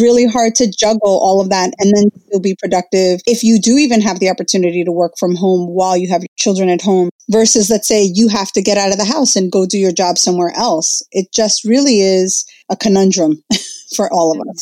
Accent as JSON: {"language": "English", "town": "Jersey City", "region": "New Jersey", "country": "United States", "tie": "born or raised there", "said": "I was actually born and raised in uh, Jersey City"}